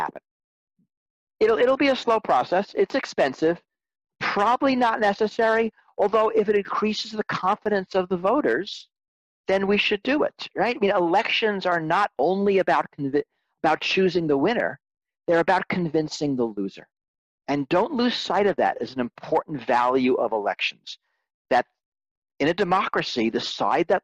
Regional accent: New York, United States; I grew up in New York also.

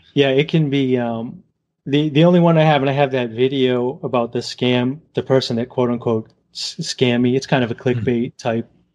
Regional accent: Southern Massachusetts, Rhode Island, New England, United States; accent: New England; from New England area, Southern Mass, Rhode Island

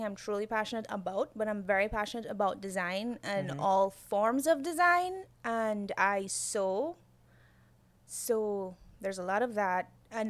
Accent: Guyana; And I guess from my accent, if I sound like I have an accent to you, you'll pick up on that as well.

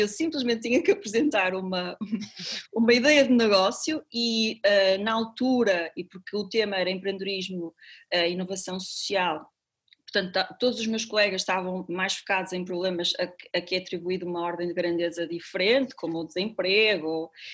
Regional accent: Paredes, Norte, Portugal; now in Porto, Portugal; eu cresci com os meus avós e quando eu cheguei ao Porto com 18 anos, eu sou de Paredes, é uma cidadezinha eh, a, a, a 35 km aqui do Porto

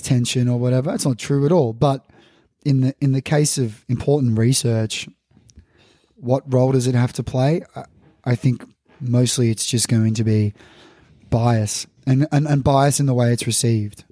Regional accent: Melbourne, Victoria, Australia; me growing up in Melbourne

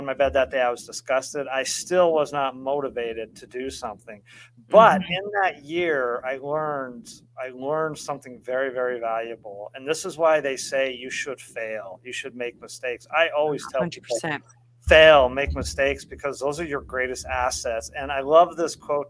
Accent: Colorado, United States; moved away; also born or lived in Oregon; I grew up in Colorado, lived most of my life in the Northwest in Oregon

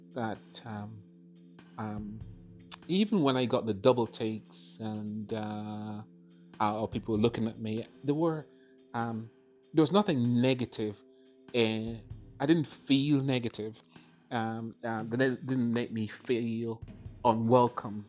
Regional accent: Jamaica; moved away as an adult; also born or lived in London; now in Northern Ireland; I was born in London and of course then went back to, I say back to Jamaica because that's clear that's where your grandparents are from. Um, so um, we uh, from a very, very early age. Um, went back to uh, Jamaica and then pretty much spent most of my teen uh, years there.

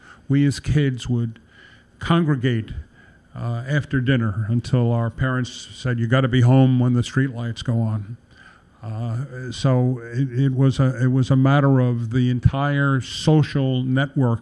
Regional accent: New York City, New York, United States; also born or lived in Manhattan / Sunnyside, Queens; we moved to what was considered the rural suburbs of Flushing

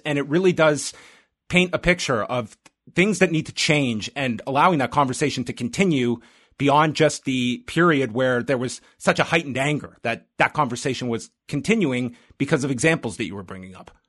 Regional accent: Canada; being a Canadian

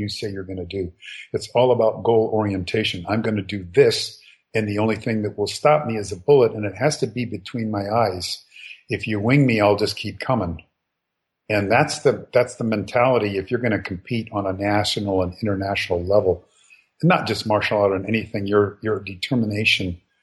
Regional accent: United States; I'm an American.

